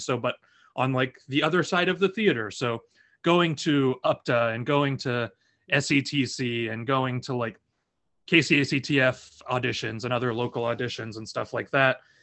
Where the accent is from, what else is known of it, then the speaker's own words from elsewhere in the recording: Lafayette, Indiana, United States; moved away; I'm from Lafayette, Indiana